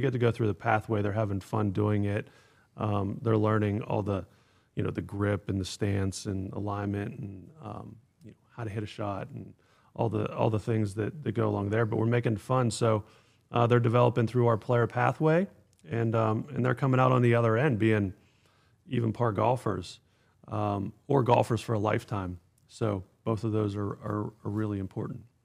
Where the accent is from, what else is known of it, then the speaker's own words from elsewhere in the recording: Pittsburgh, Pennsylvania, United States; also born or lived in Atlanta; now in Pinehurst, United States; I grew up in the Northeast in Pittsburgh